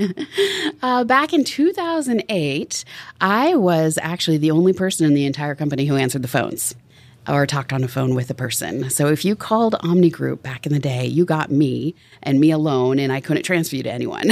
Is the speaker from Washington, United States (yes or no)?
yes; Tacoma, Washington, United States; also born or lived in Seattle, Washington; I grew up in Tacoma, Washington